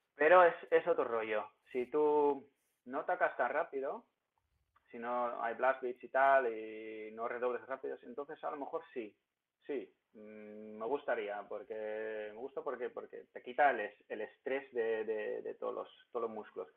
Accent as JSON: {"language": "Spanish", "town": "Ermelo", "region": "Gelderland", "country": "Netherlands", "moved": "yes", "said": "soy de un pueblo de Hermelo que en los Países Bajos"}